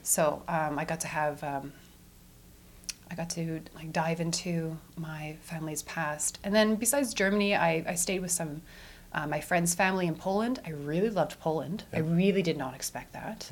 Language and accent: English; Edmonton, Alberta, Canada; also born or lived in Vancouver; I was born in Edmonton at the Royal Alexandra Hospital, where my mother works as an ICU nurse. And I grew up on the northern suburbs of the city